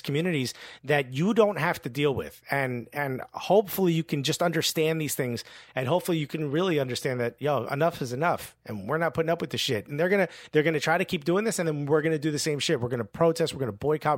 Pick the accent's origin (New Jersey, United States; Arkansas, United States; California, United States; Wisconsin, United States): New Jersey, United States; Newark; I grew up with kids in Newark